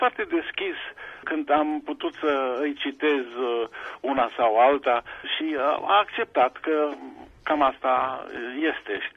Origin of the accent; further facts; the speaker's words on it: Sibiu, Sibiu County, Romania; moved away as an adult; also born or lived in Bucharest / Pforzheim, Germany; now in Germany; Eu am crescut la Sibiu